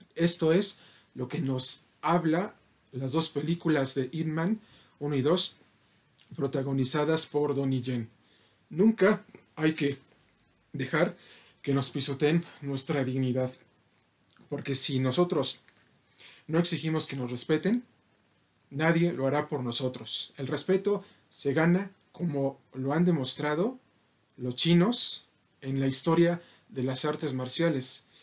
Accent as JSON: {"language": "Spanish", "country": "Mexico"}